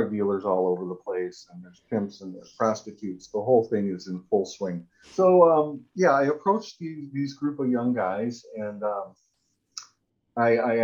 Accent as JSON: {"language": "English", "town": "Detroit", "region": "Michigan", "country": "United States", "tie": "born or raised there", "also_born_or_lived": "California / San Francisco / Phnom Penh, Cambodia", "moved": "as an adult", "said": "I had a really idyllic childhood growing up in Detroit, Michigan"}